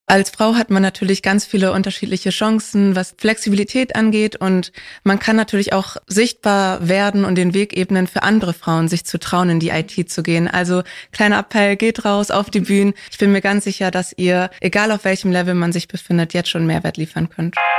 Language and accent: German; Hamburg, Germany; ich bin in Hamburg aufgewachsen